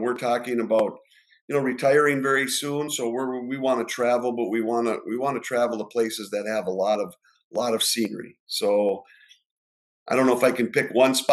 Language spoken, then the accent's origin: English; Ishpeming, Michigan, United States; I'm from the Upper Peninsula, Ishpeming